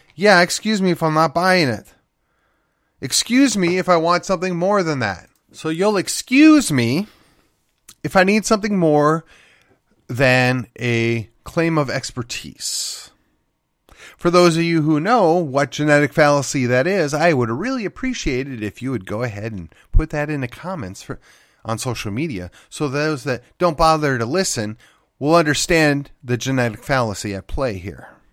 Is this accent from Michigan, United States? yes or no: no; McKinney, Texas, United States; born or raised there